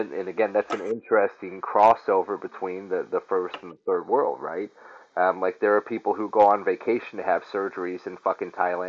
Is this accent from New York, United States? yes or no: yes; Syracuse, New York, United States; I'm from Syracuse